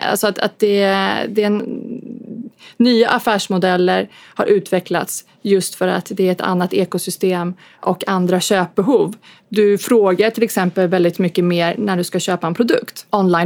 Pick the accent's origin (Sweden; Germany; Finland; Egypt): Sweden; vi är från Sverige